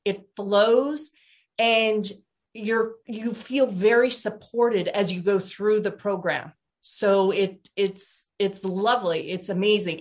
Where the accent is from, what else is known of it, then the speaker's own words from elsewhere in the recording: Portland, Oregon, United States; I am from Portland, Oregon